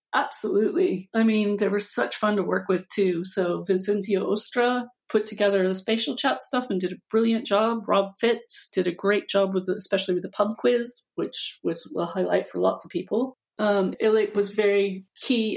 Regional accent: United States; moved away as an adult; also born or lived in United Kingdom; now in Liverpool, United Kingdom; Although I'm American, I haven't lived in the US since

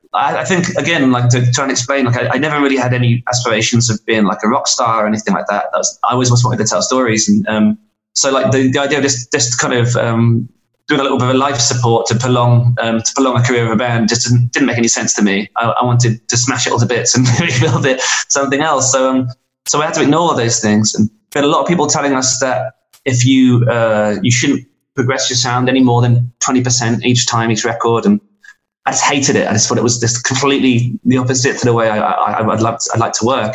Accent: England, United Kingdom; being an Englishman making records in, in America

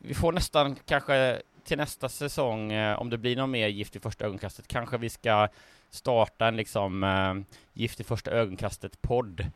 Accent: Lindsdal, Kalmar County, Sweden; Lindsdals nazist som där jag kommer ifrån

